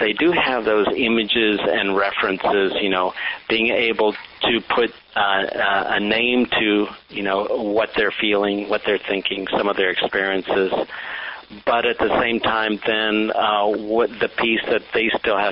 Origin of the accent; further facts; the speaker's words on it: Texas, United States; also born or lived in Mexico; I'm an immigrant from Mexico. My family moved to the U.S. when I was 5 years old. And in fact, we moved to Texas